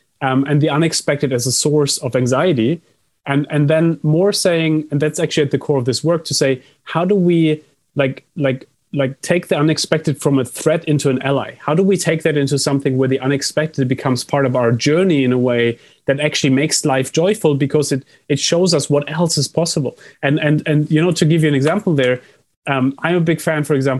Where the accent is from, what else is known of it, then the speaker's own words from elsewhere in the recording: Germany; I come from Germany